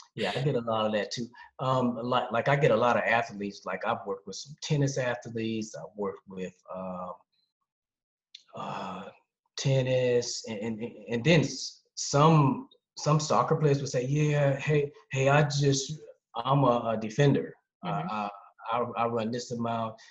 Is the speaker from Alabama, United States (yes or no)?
no; Charlotte, North Carolina, United States; moved away as an adult; now in Essen, Germany; I'm originally from Charlotte, North Carolina. Uh, I've been in Germany